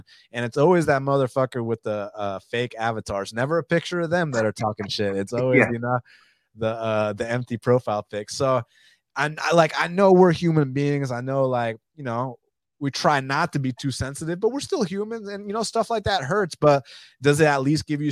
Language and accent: English; Atlanta, Georgia, United States; I'm from Atlanta